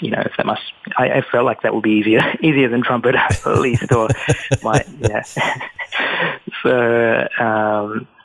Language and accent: English; Australia; moved away as an adult; also born or lived in London, United Kingdom; now in New York, United States; growing up in Australia, I felt as though I was Sri Lankan